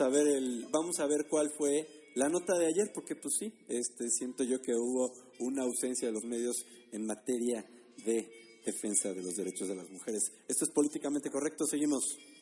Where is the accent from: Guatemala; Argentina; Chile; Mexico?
Mexico; como mexicanos